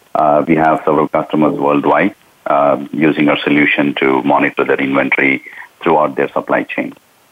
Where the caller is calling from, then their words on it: Orange County, California, United States; Okay, I'm calling from Orange County, California.